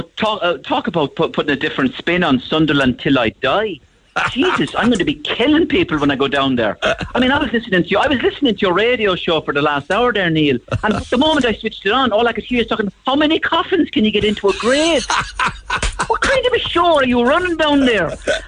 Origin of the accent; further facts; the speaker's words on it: Cork, Munster, Ireland; Because people have said, actually, fairness, I'm from Cork and I was in Limerick and I heard you on Limerick Live